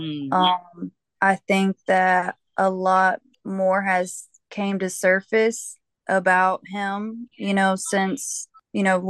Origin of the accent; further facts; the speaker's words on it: Georgia, United States; I'm from Georgia. I was born here, raised here, pretty much lived here my whole entire life